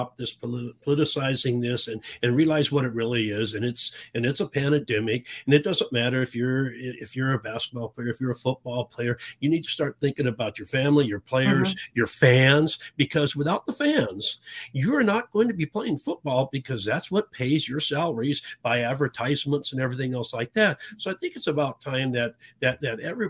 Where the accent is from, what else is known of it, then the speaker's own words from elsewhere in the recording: Tucson, Arizona, United States; I grew up in Tucson in the 60s.